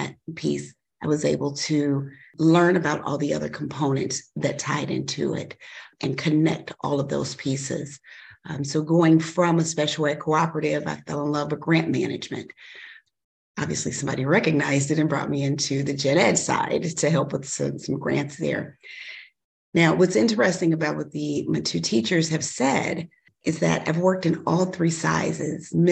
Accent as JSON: {"language": "English", "town": "Chicago", "region": "Illinois", "country": "United States", "tie": "born or raised there", "moved": "as an adult", "lives_now": "Kankakee County, United States", "said": "I grew up in Chicago."}